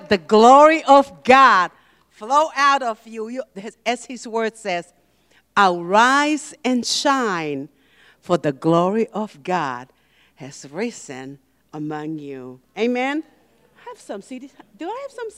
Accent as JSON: {"language": "English", "country": "Tonga", "tie": "born or raised there", "also_born_or_lived": "Hawaii, United States", "moved": "yes", "said": "I'm from Hawaii. I lived in Hawaii for 20 years. And actually, I was born and raised in a little island called Tonga, but I lived in Hawaii longer than in Tonga."}